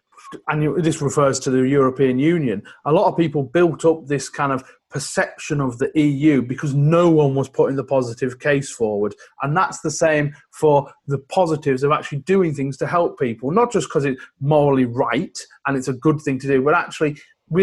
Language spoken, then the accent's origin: English; West Cumbria, North West England, United Kingdom; I grew up in West Cumbria